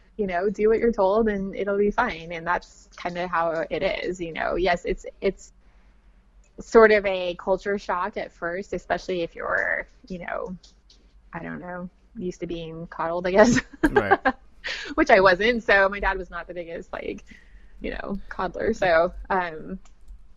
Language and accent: English; West Coast, United States; moved away as an adult; I was from the West Coast